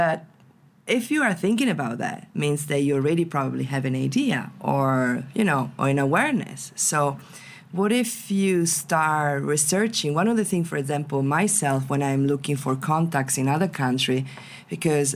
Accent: Venice, Veneto, Italy; English is a second language; I come from Venice, so it's full of tourists, right? I've been growing up with tourists around me.

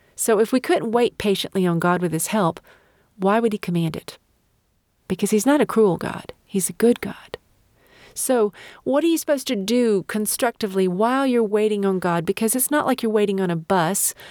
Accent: United States; I'm an American

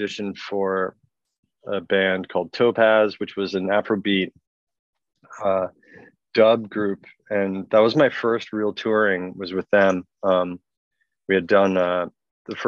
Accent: Toronto, Ontario, Canada; I grew up in Toronto

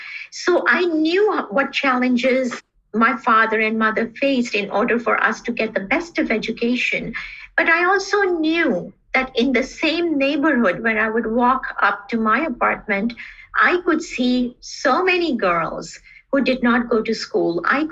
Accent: Karachi, Sindh, Pakistan; also born or lived in Bangladesh / India; I grew up in South Asia, and those countries where I spent most of my childhood were Bangladesh, India, and Pakistan. Though my later years were spent in Karachi, Pakistan.

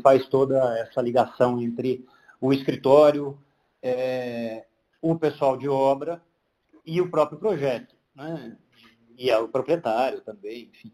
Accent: Londrina, Paraná, Brazil; moved away as an adult; also born or lived in Pato Branco, Brazil / Cascavel, Brazil; now in São Paulo, Brazil; Eu cheguei em Londrina é, com seis anos, seis, de, de pouquinho, alguma coisa assim. É, e fiquei lá até os 19

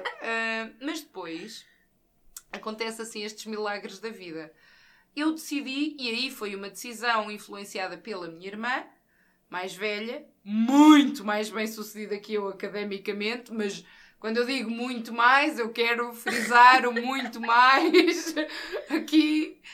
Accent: Santa Catarina, Centro, Portugal; also born or lived in Caldas da Rainha; a minha terra de origem, Santa Catarina, é, está localizada a cerca de 15, 20 km de Caldas

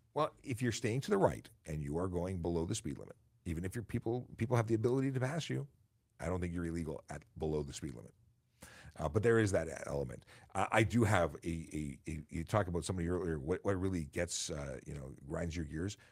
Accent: Toronto, Ontario, Canada; also born or lived in York Region; I grew up in Toronto

